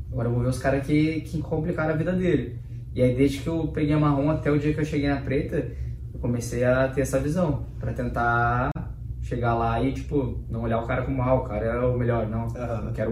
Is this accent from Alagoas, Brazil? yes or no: no; Porto Alegre, Rio Grande do Sul, Brazil; born there; eu nasci em Porto Alegre, né?